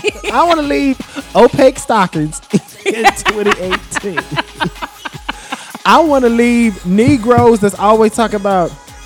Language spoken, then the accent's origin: English; the South, United States; I grew up in the South.